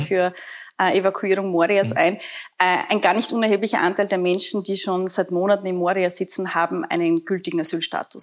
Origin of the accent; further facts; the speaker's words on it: Burgenland, Austria; ich selber bin ja Burgenländerin